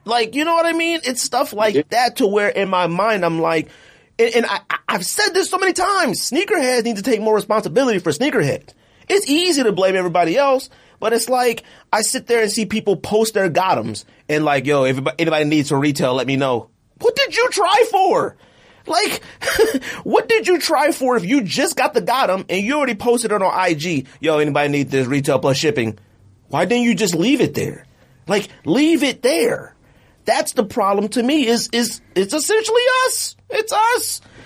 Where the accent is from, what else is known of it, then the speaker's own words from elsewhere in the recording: Arizona, United States; I'm from Arizona